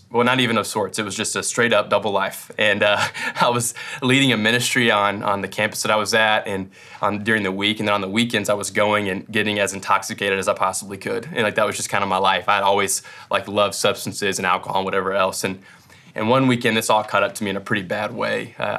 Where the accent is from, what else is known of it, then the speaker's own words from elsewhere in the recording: Kentucky, United States; I'm from West Kentucky, so he's really country.